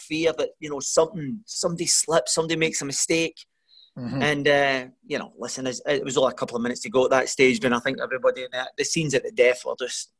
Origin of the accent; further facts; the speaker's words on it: Glasgow, Scotland, United Kingdom; also born or lived in Wolverhampton; I'm from the East End of Glasgow